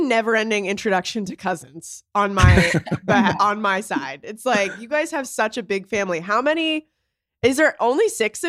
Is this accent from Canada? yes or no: yes; Canada; I am Canadian.